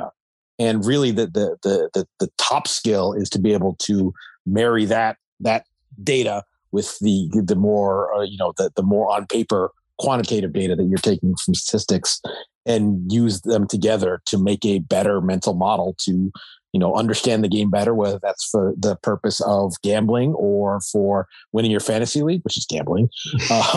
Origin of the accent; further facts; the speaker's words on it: Anchorage, Alaska, United States; moved away; I'm originally from Anchorage, Alaska.